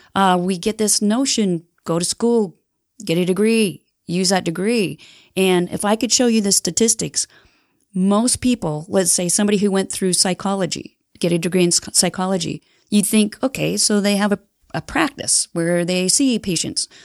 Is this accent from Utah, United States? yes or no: yes; Heber City, Utah, United States; I grew up in Heber City